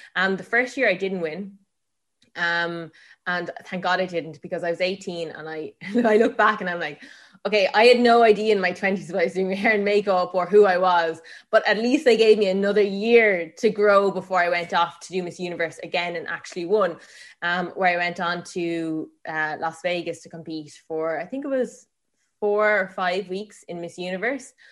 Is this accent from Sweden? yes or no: no; Tipperary, Munster, Ireland; I grew up in Tipperary, um, on a farm.